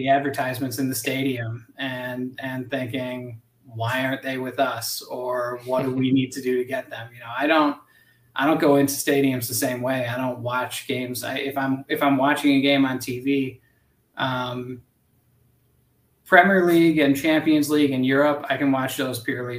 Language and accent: English; Buffalo, New York, United States; moved away as an adult; now in Omaha, United States; I'm from Buffalo, New York, which is basically Canada